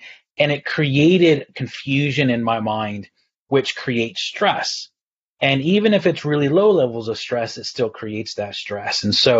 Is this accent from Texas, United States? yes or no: yes; Texas, United States; also born or lived in Galway, Ireland; now in United Kingdom; I'm originally from Texas, though. And 16 years ago, I moved to the Republic of Ireland on the west coast near Galway. So my accent's all over.